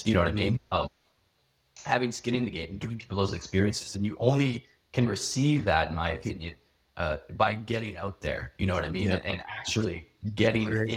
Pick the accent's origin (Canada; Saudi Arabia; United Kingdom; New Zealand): Canada; Vancouver Island, British Columbia; moved away; also born or lived in Nova Scotia; I grew up on Vancouver Island